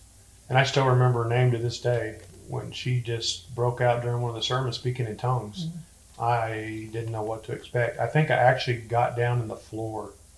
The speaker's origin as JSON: {"language": "English", "town": "Clinton", "region": "Illinois", "country": "United States", "lives_now": "Texas", "said": "Illinois. Central Illinois."}